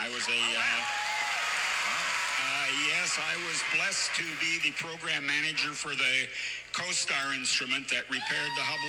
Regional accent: Broomfield, Colorado, United States; I'm from Broomfield, Colorado.

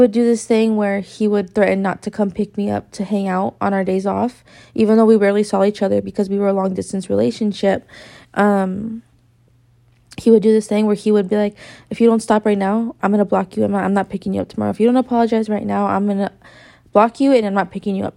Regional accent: Victorville, California, United States; I come from Victorville

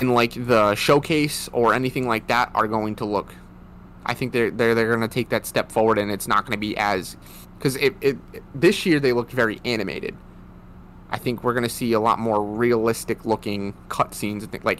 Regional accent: Rhode Island, United States; But we are both from Rhode Island. Well, I'm still in Rhode Island.

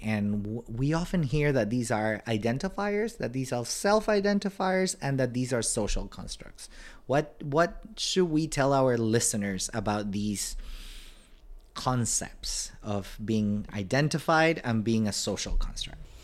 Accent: Panama; moved away; I'm originally from Panama

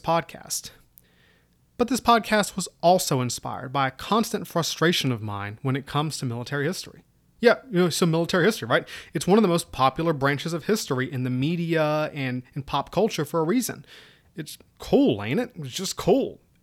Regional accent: Southwest Virginia, United States; moved away as an adult; also born or lived in Kansas / Georgia / Korea / Middle East; I originally come from Southwest Virginia, right up near the Appalachians. So if my accent sounds weird, mm, that's why

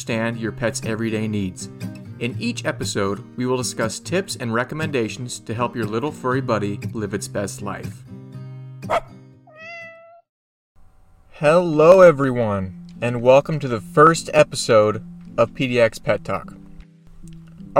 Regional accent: Oregon, United States; moved away as an adult; my home state of Oregon

